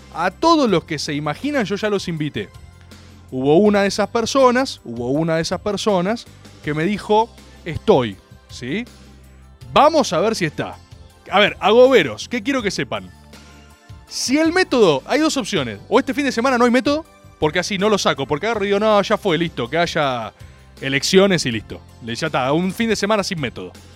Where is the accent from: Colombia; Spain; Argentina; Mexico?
Argentina; como compatriotas, como argentinos